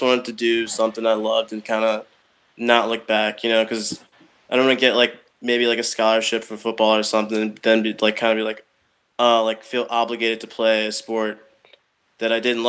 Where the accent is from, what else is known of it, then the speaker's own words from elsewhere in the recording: Chicago, Illinois, United States; I'm from the South Side, about 85th and Kedzie